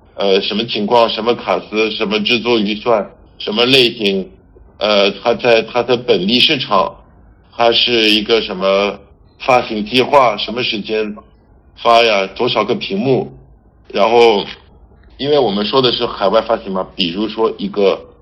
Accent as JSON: {"language": "Chinese", "country": "France", "also_born_or_lived": "Paris, France / Barcelona, Spain", "second_language": "Chinese", "moved": "as an adult", "lives_now": "Beijing, China", "said": "我是法国人。 在北京十二年，我现在在一家电影海外发行公司叫Fortissimo Film"}